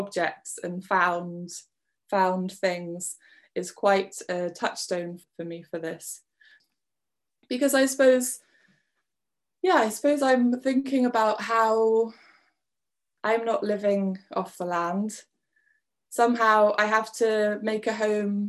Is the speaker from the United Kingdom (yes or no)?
yes; West Wales, United Kingdom; also born or lived in Bath; now in Scotland; I was born in Bath, but we moved to Wales when I was 6, and I'm now in Scotland